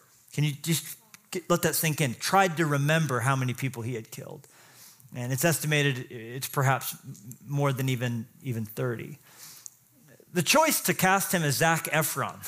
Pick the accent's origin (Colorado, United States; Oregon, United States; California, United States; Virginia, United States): Colorado, United States; I grew up in Colorado too